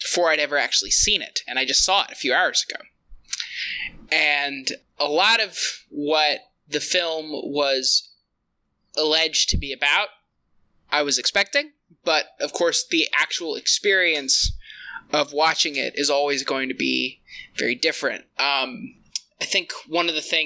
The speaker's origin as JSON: {"language": "English", "region": "Kentucky", "country": "United States", "said": "I am from Kentucky near Appalachia."}